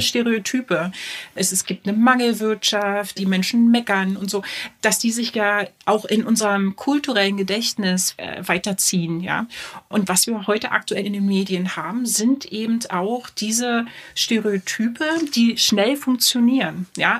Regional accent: East Germany, Germany; ich komme aus dem Osten

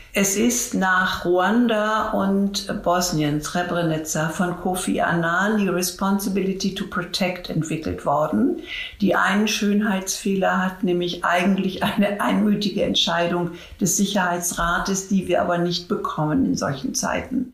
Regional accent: Germany; uns in Deutschland

